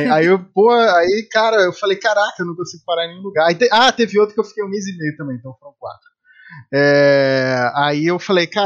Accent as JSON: {"language": "Portuguese", "region": "Rio de Janeiro", "country": "Brazil", "tie": "born there", "also_born_or_lived": "Salvador / São Paulo / Espírito Santo / Campinas", "said": "eu sou é, eu sou original, eu nasci no Rio de Janeiro, mas eu morei em vários"}